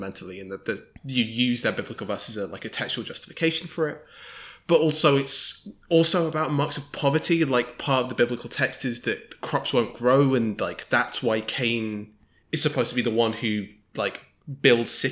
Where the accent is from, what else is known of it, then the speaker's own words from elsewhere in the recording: United Kingdom; I come to this as both a British person